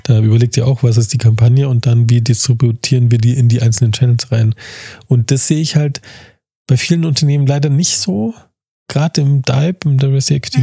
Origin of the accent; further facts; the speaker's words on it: Munich, Bavaria, Germany; also born or lived in Starnberg; ich bin ja Münchner, aber ich würde mich nie trauen, ähm, also geboren, born and raised in München